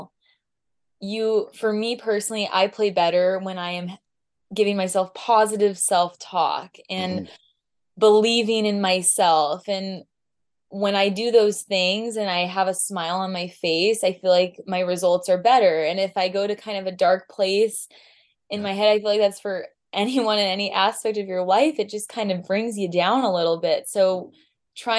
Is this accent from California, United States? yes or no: yes; Southern California, United States; I'm from Southern California